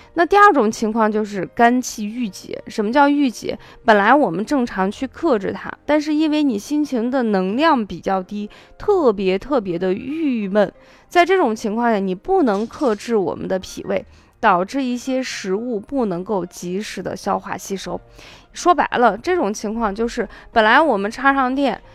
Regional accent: Qinghai, China; also born or lived in Shaanxi; 我呢，小的时候出生在青海，但是我的祖籍是陕西

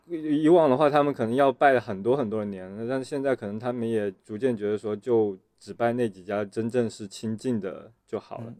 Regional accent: Fujian, China; moved away; 作为一个福建人应该完成的事情我都已经完成了嘛

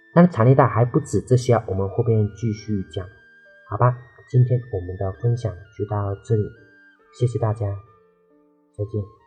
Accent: Dehua, Fujian, China; 我的老家 是的话，就是陶瓷的产业带那里有很多的陶瓷的工人和做陶瓷的企业

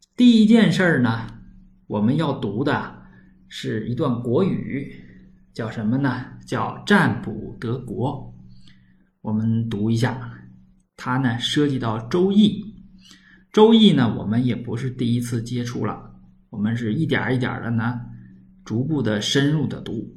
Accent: Northeast China, China; accent: Northeastern Mandarin; 我们东北话叫屯儿

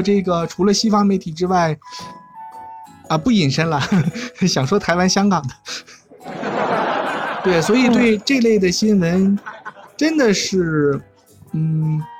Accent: China; 我们中国人的中庸哲学嘛

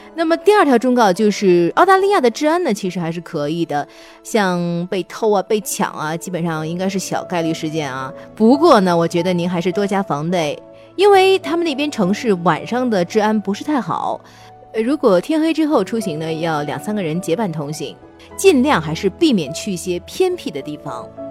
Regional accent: China; 我们中国人特别喜欢逗小孩儿

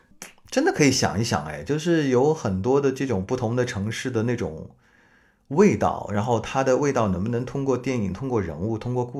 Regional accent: Hangzhou, Zhejiang, China; also born or lived in northern China; 我从我在北方待了这么多年，然后回到我的老家南方，我觉得杭州对我来说像是一个全新的城市。我说我是一个，嗯，来旅游的本土人，来旅游的本地人，就我可以说地道的杭州话

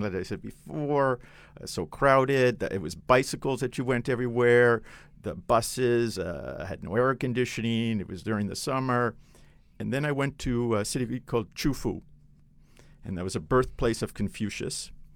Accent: Canada; now in China; I'm Canadian

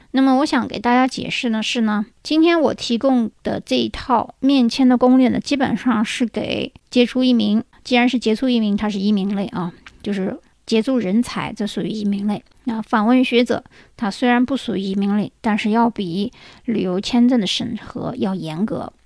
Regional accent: China; 我们中国人

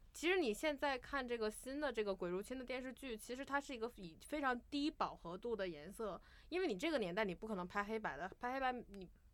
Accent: China; 我们中国人常常说的他心里有鬼这个鬼

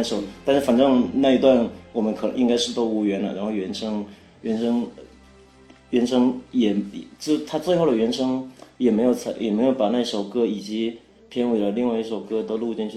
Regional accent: Fujian, China; 我是福建人，我是闽南人

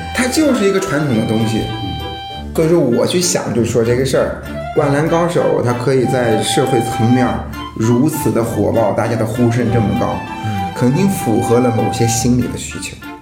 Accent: China; 我们中国人

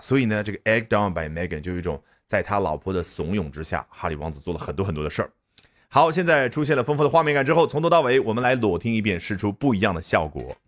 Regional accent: China; 我们中国人

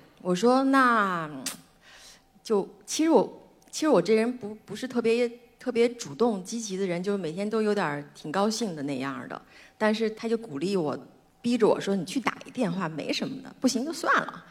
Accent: Beijing, China; 我出生在北京，妈妈是拉大提琴的

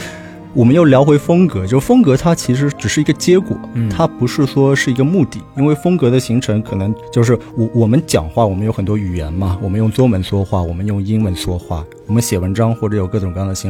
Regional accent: Shanghai, China; 作为一个从小在上海土生土长的上海人

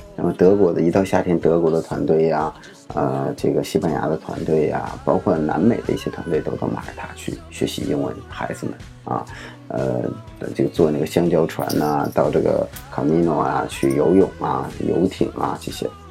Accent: China; 我们中国人

